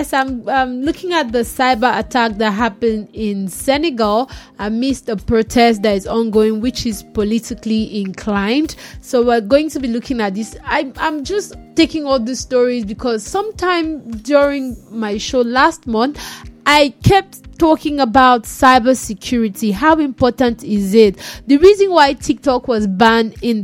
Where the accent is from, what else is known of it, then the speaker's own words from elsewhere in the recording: Nigeria; As a Nigerian